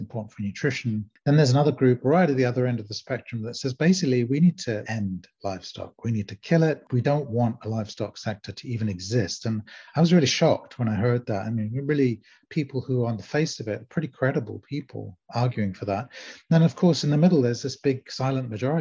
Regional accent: London, United Kingdom; also born or lived in South Africa; I grew up in London, and I'm born in South Africa, Lebanese descent

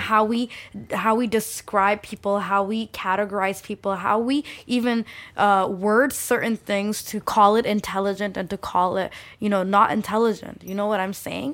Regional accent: Saudi Arabia; first language Bengali; English is a second language; also born or lived in Scarborough, Toronto, Canada / London; now in Toronto, Canada; I grew up in Saudi Arabia, segregated

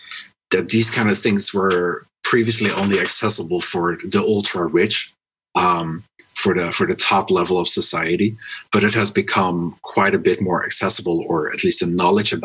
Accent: Netherlands; now in China; I'm from the Netherlands. I live in China, so I'm a non-resident of the Netherlands.

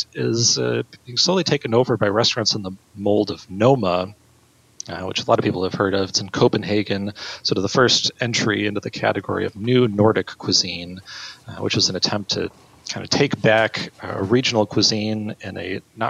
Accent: Marquette, Michigan, United States; my hometown of Marquette, Michigan

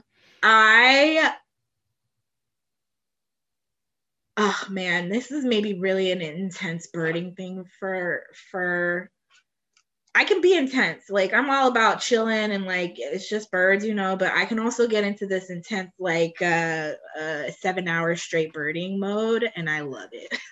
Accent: Cleveland, Ohio, United States; I'm from Cleveland and I am from a majority Black suburb

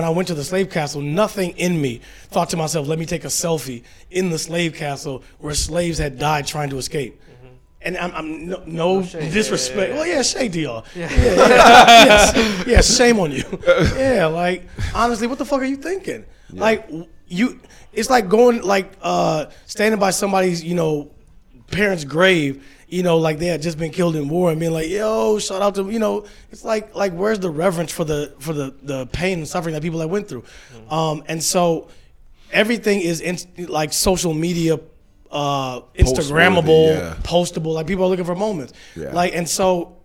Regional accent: Michigan, United States; now in New York, United States; I'm from the Midwest, I'm from Michigan

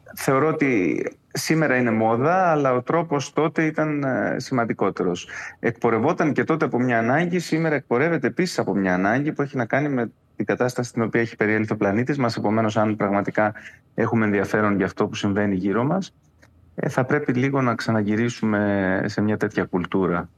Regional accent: Crete, Greece; moved away as an adult; also born or lived in Kissamos; ε από την Κρήτη έφυγα πολύ μεγάλος. Δηλαδή, μέχρι και τα 28 μου δεν είχα ε, ταξιδέψει

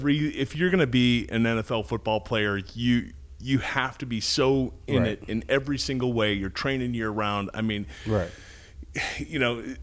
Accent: Austin, Texas, United States; I'm from Austin, Texas, so.

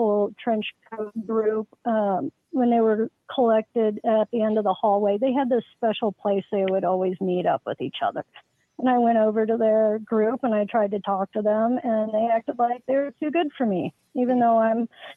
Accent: Littleton, Colorado, United States; now in Parker, United States; I was born and raised in Littleton and grew up in a house right across the street from Columbine.

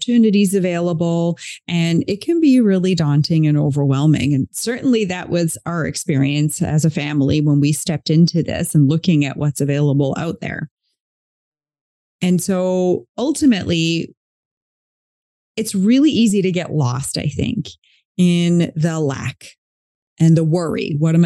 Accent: East Coast of Canada, Canada; moved away as an adult; now in West Coast of Canada, Canada; I'm not from where I live now. So I'm on the West Coast of Canada. I'm originally from the East Coast of Canada

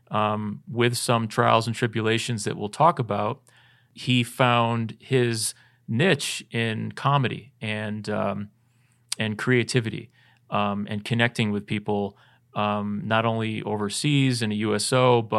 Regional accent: United States; I am a, I'm an American of color.

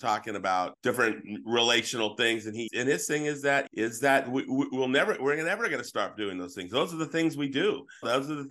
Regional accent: San Jose, California, United States; I grew up in San Jose.

